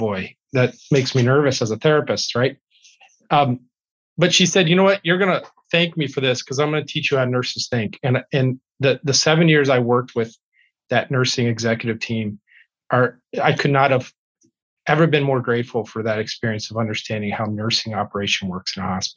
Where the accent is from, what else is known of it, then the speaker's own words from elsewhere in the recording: Youngstown, Ohio, United States; moved away as an adult; also born or lived in Wisconsin; now in Wausau, United States; I was born and raised in Youngstown, Ohio.